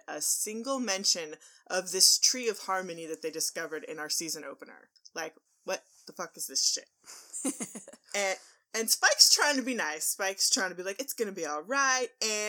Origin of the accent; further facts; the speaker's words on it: Texas, United States; we're from Texas. We eat the meat.